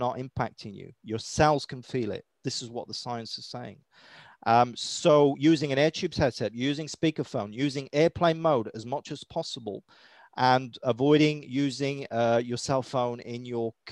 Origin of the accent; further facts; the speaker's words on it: United Kingdom; accent: British; my British accent